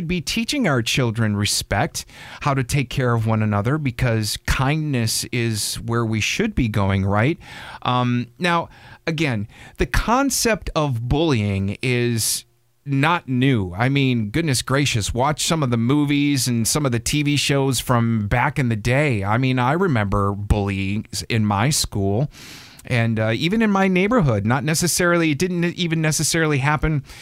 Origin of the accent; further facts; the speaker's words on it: Wisconsin, United States; I'm from Wisconsin